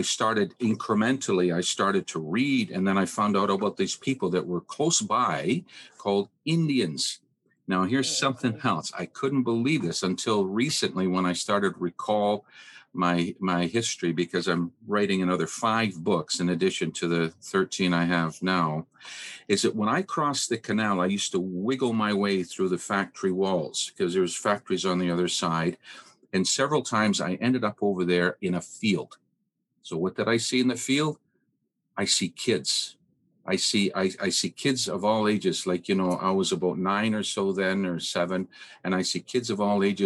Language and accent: English; Brantford, Ontario, Canada; English is a second language; also born or lived in Poland; That was 1950. I was born in 47. My father was here already working on a farm. My mom and I came over